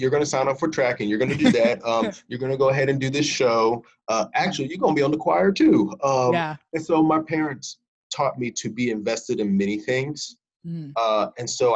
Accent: Farmville, Virginia, United States; also born or lived in Richmond, Virginia / Palmyra, Virginia; now in Lynchburg, United States; I was born in Richmond, actually. But spent most of my life kind of in Farmville area. And then, I don't know if you know Palmyra, Virginia, Fluvanna County.

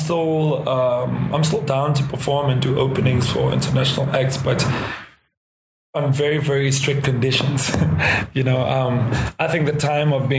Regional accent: South Africa; South Africa, in my home country.

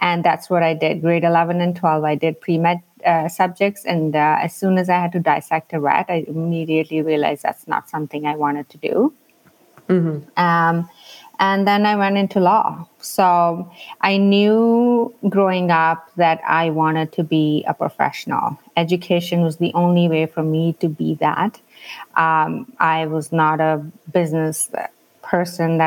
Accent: India; moved away as an adult; now in Canada; I grew up in India, so I think my upbringing was slightly different.

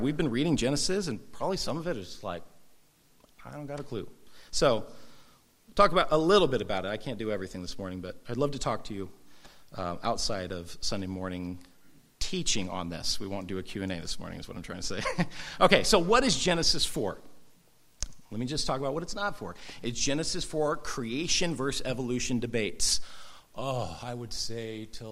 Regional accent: Southern California, United States; I grew up surfing in Southern California

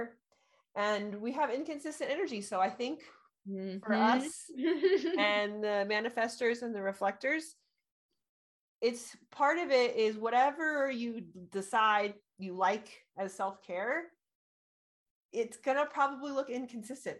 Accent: Orange County, California, United States; moved away as an adult; now in Colorado, United States; I'm originally from Orange County

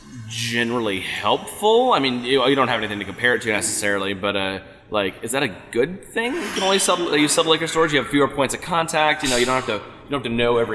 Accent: Texas, United States; now in Washington, United States; I'm originally from Texas

